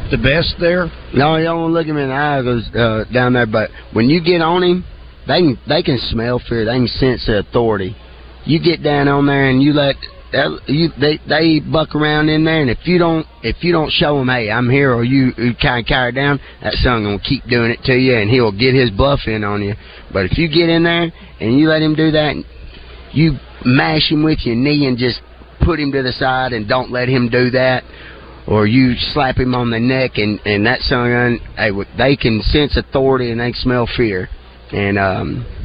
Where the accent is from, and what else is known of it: Hamburg, Arkansas, United States